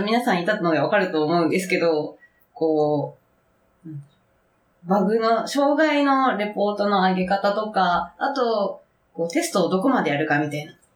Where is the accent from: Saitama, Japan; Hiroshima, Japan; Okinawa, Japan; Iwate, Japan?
Okinawa, Japan; Nago; moved away as an adult; now in Tokyo, Japan; 出身地は沖縄県です。